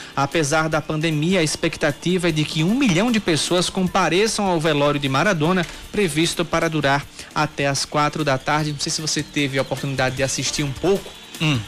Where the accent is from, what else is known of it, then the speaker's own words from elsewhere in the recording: Sapé, Paraíba, Brazil; moved away as an adult; also born or lived in Guarabira; Eu sou de Sapé da Gema, crescido, nascido em Sapé